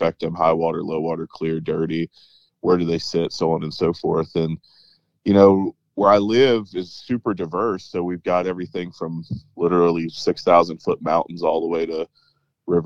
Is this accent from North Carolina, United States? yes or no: yes; the mountains of North Carolina, United States; I grew up in the mountains of North Carolina